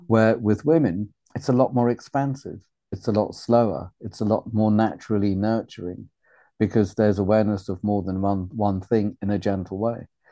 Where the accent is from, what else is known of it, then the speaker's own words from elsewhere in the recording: Wales, United Kingdom; also born or lived in Uganda; town I was brought up in in Wales after refugee camp